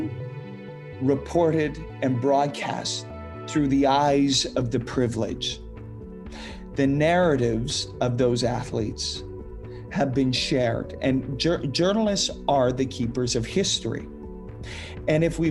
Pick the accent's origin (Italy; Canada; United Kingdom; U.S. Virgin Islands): Canada; Saskatoon, Saskatchewan; growing up in Saskatoon